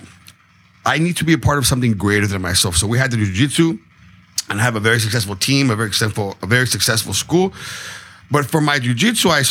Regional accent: San Diego, California, United States; I'm from San Diego, you know, born and raised in San Diego

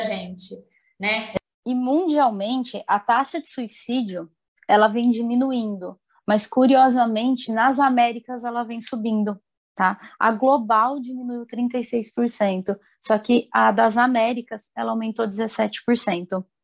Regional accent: interior of São Paulo, Brazil; moved away as an adult; also born or lived in Campinas; now in Paraná, Brazil; eu sou do interior de São Paulo, sou formada em Campinas também, né? Hum. E aí eu fui para o Sul e atualmente estou no Paraná.

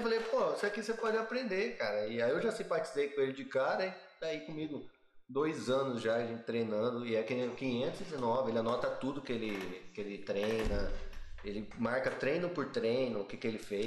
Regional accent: Brazil; a gente é brasileiro

